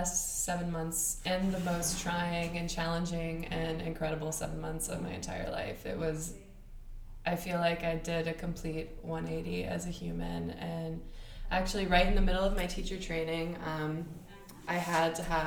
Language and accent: English; Florida, United States; also born or lived in Alabama; I was born in Alabama, but I moved to Florida when I was in fourth grade. So my time has been kind of split between Alabama